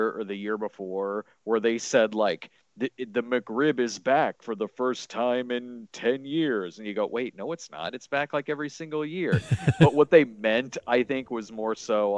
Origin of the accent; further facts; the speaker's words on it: Springfield, Illinois, United States; now in Chicago, United States; I grew up in Springfield, Illinois, where there isn't a White Castle